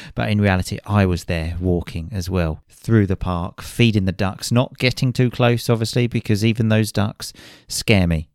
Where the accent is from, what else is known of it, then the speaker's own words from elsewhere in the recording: Chelmsford, East of England, United Kingdom; back to my hometown, Chelmsford in Essex